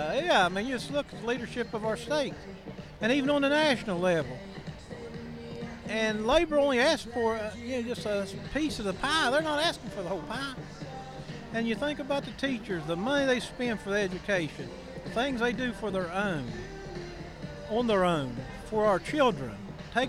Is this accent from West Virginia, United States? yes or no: yes; Cabin Creek, West Virginia, United States; I'm from Cabin Creek, Charleston area.